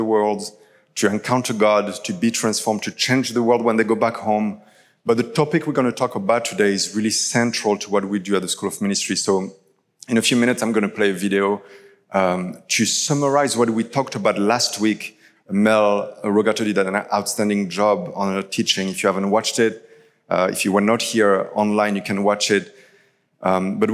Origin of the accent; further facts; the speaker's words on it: France; English is a second language; now in Toronto, Canada; I'm originally from France